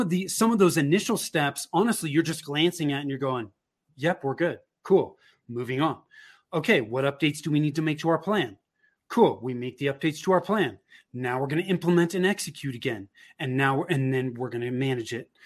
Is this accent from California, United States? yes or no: yes; Bay Area, Northern California, United States; moved away as an adult; now in Denver metro area, United States; I grew up in Northern California in the Bay Area